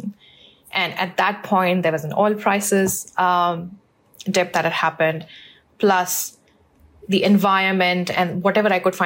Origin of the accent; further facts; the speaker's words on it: India; moved away as an adult; also born or lived in Bangalore / Singapore / Oman; I'm originally from India. That's where I did all my studying up until my undergrad